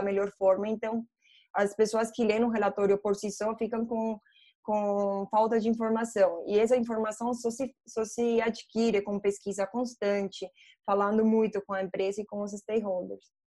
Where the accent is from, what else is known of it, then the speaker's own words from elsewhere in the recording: Colombia; Portuguese is a second language; moved away as an adult; also born or lived in England; now in Brazil; eu sou colombiana, só para vocês saberem meu sotaque, né? Eu estou no Brasil faz seis anos